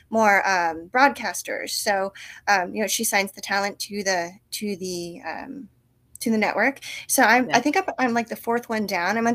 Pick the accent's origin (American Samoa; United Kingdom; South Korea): South Korea; now in United States; You know, I, I grew up in Korea and then we came back and I had like a culture shock